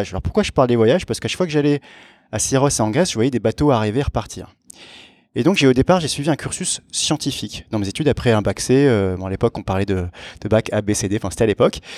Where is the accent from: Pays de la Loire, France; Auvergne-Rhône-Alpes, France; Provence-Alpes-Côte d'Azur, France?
Provence-Alpes-Côte d'Azur, France; Aix-en-Provence; je viens du sud de la France. Euh, d'Aix-en-Provence. Et euh, petite caractéristique, je suis, euh, j'ai été élevé dans une culture franco-hellénique, si on, si on peut dire. mon père est français, ma mère est grecque.